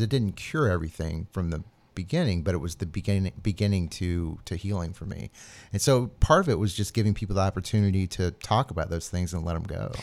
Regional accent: Atlanta, Georgia, United States; moved away as an adult; also born or lived in New Orleans / Asheville / upstate New York; I grew up in Atlanta, just north of Atlanta in the burbs

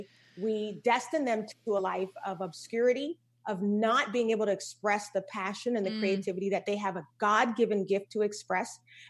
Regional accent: Charleston, South Carolina, United States; We grew up in Charleston, South Carolina.

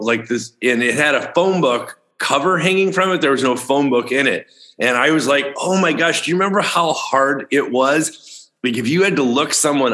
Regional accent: outside Chicago, Illinois, United States; when I was a kid growing up outside Chicago, Illinois

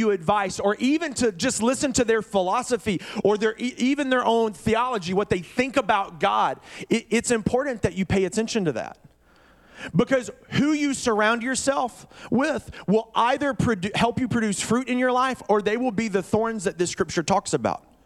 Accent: Birmingham, Alabama, United States; moved away as an adult; now in Oregon, United States; I grew up in Birmingham, Alabama.

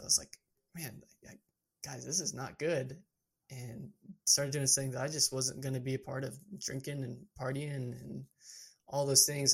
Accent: Georgetown, Texas, United States; also born or lived in Amarillo, Texas; my hometown is Georgetown, Texas, which is in the hill country

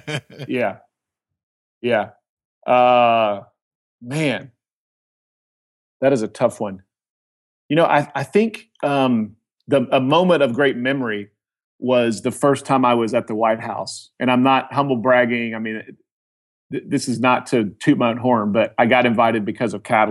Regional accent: Oklahoma, United States; I mean, I'm the kid from Oklahoma, right?

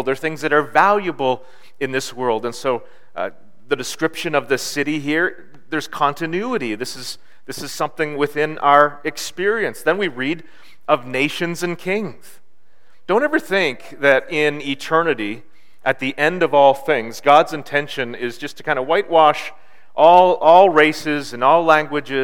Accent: Bancroft, Ontario, Canada; I grew up in Bancroft in Northern Ontario.

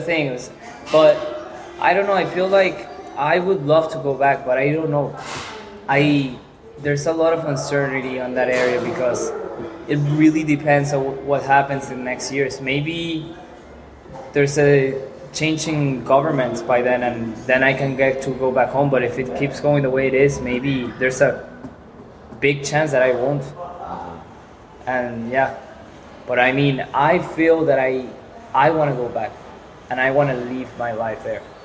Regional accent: Caracas, Capital District, Venezuela; English is a second language; now in Pamplona, Spain; I'm from Venezuela, from Caracas, the capital. And growing up in Caracas

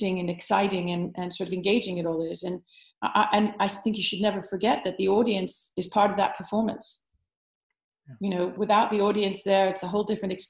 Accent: United States; now in United Kingdom; being American born

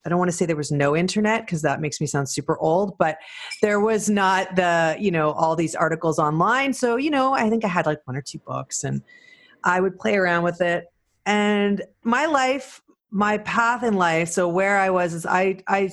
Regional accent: Canada; also born or lived in Toronto; as a Canadian to travel all the time to do the program

